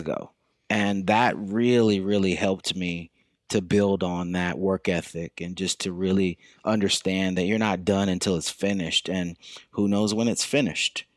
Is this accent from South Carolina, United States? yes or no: yes; Lexington, South Carolina, United States; moved away as an adult; also born or lived in Brooklyn, New York; now in New York City, United States; I'm from Lexington, South Carolina, and so I've been in Brooklyn for about 20 years now